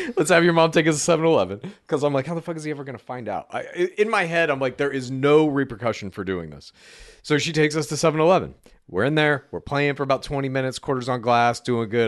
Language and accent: English; Dallas, Texas, United States; moved away; also born or lived in Amarillo; I grew up in the suburbs of Dallas primarily